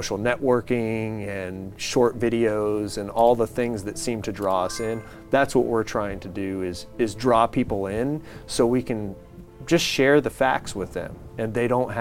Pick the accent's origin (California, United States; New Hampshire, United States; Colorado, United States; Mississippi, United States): California, United States; San Diego; I'm born and raised in San Diego.